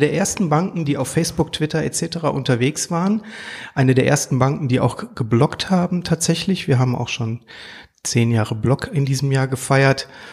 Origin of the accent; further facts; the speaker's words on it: Duisburg, North Rhine-Westphalia, Germany; Ein Ruhrpott-Gewächs, gebürtiger Duisburger